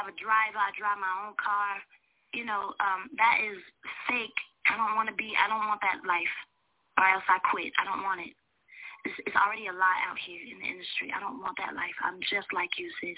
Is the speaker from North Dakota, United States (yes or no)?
no; North Carolina, United States; I'm from North Carolina